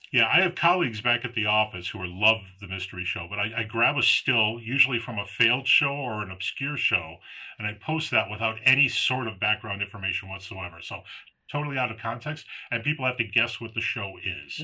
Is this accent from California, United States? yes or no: no; Palatine, Illinois, United States; I grew up in Palatine.